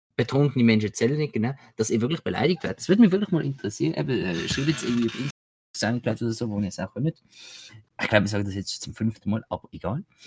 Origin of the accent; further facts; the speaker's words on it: Basel, Basel-Stadt, Switzerland; ich als Basler